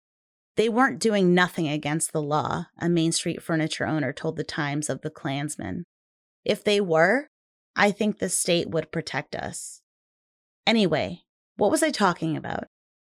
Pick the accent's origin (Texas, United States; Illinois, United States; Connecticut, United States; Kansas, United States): Connecticut, United States; Meriden; In 1981, as I was turning 3, the KKK held a string of rallies in my hometown.